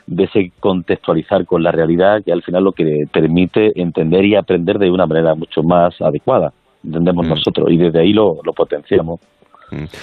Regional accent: Granada, Andalusia, Spain; como granadino

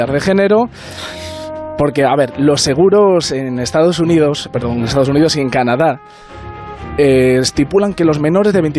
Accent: Ponferrada, Castile and León, Spain; De Ponferrada.

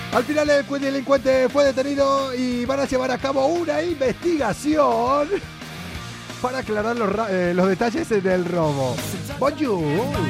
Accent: Argentina; moved away; en mi país

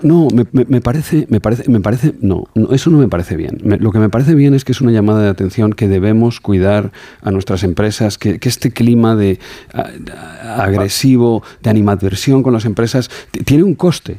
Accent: Alagón, Aragon, Spain; soy de pueblo, soy de Alagón, de un pueblo a 20 kilómetros de Zaragoza y decimos las cosas los aragoneses como, como las sentimos

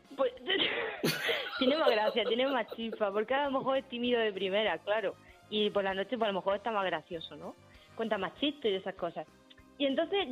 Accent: Murcia, Region of Murcia, Spain; yo soy de Murcia

